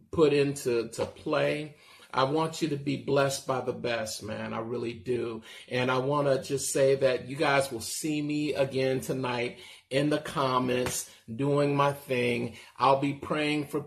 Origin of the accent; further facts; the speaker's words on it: Castro Valley, California, United States; I'm from Castro Valley